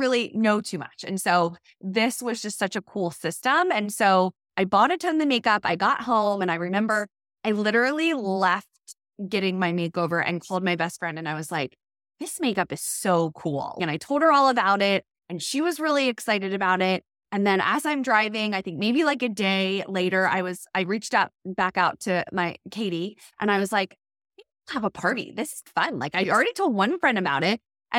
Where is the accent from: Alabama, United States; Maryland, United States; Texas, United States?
Maryland, United States; Yeah, so I am from Maryland, live on the East Coast, and I have two little boys.